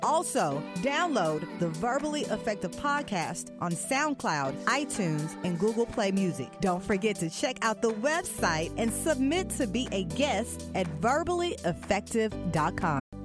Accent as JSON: {"language": "English", "town": "Beaumont", "region": "Texas", "country": "United States", "tie": "born or raised there", "moved": "yes", "lives_now": "Memphis, United States", "said": "I grew up in um, you know, a city uh, called Beaumont, Texas"}